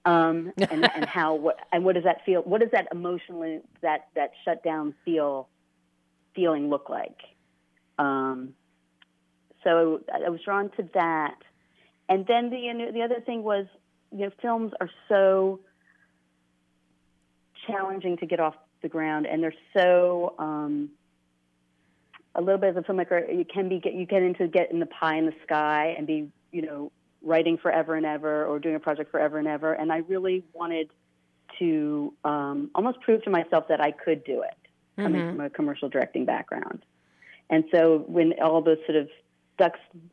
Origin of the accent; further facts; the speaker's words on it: East Coast, United States; also born or lived in New York; now in Los Angeles, United States; I come from the East Coast, I went to undergrad at NYU